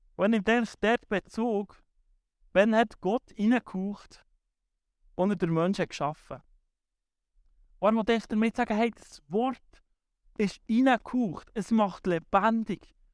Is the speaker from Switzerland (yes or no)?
yes; Switzerland; wir hier in der Schweiz